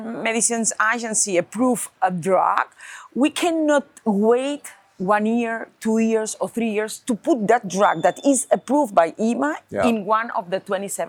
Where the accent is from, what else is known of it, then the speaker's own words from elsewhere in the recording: Barcelona, Catalonia, Spain; Nuri is from Barcelona and I'm from Barcelona too.